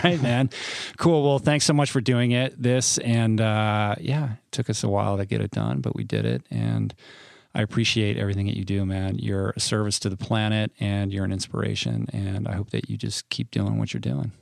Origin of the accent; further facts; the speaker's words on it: Washington, District of Columbia, United States; moved away; I grew up in Washington